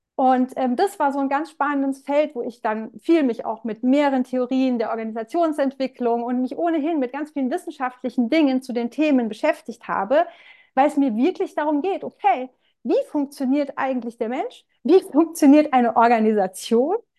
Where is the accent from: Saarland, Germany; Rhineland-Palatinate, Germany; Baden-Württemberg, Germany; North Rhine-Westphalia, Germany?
Rhineland-Palatinate, Germany; komme aus der Pfalz